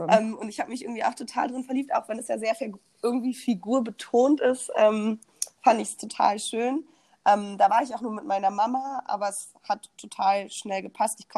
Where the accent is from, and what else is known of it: Berlin, Germany